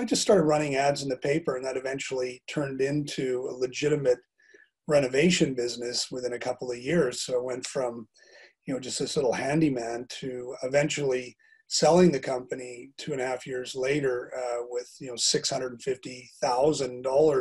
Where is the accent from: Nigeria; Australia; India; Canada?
Canada; Calgary, Alberta; moved away as an adult; now in Bangor, United Kingdom; I'm originally from Calgary, Alberta, Canada, which is in the west part of the country